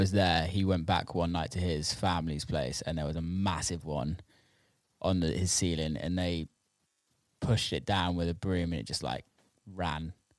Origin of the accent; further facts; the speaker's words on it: England, United Kingdom; I'm from England, and English people party